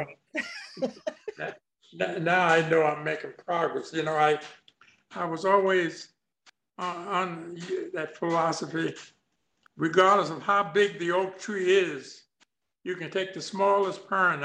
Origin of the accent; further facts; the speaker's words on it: Shepherdstown, West Virginia, United States; also born or lived in Charles Town, West Virginia; I was born in Charlestown, West Virginia, but I was raised up about 8 miles from Charlestown in a place called Shepherdstown, West Virginia.